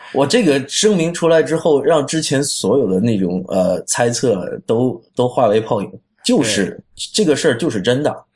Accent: China; 我们中国人老百姓很多人都还在使用百度

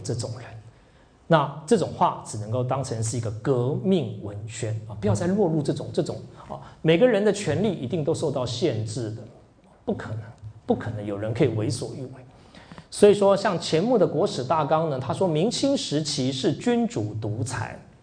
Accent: Taiwan; 我从台湾来的

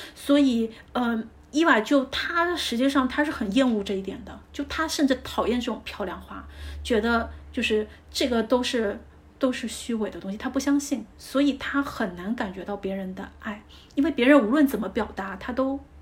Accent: China; 就像我们中国人的相处，我们不表达，但我们的这爱里都在每一顿饭当中

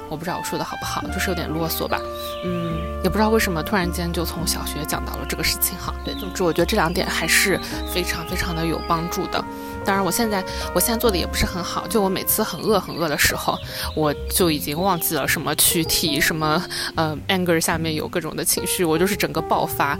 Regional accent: Wenzhou, Zhejiang, China; moved away; also born or lived in Jiangsu; 因为我们温州话的话，呃，就叫得大伯

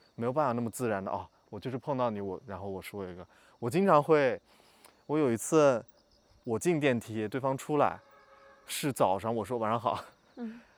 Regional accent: Lanzhou, Gansu, China; moved away; 我在兰州出生长大

